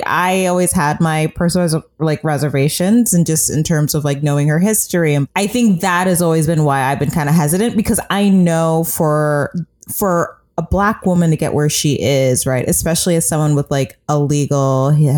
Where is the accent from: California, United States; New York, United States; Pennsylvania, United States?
California, United States; Oakland; It was just like natural, like, of course, I'm from Oakland, I'm gonna have black staffers.